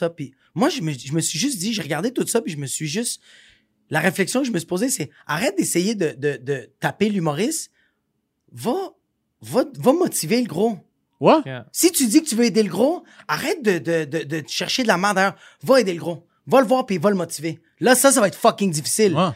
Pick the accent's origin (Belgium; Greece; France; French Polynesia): Greece; je suis grec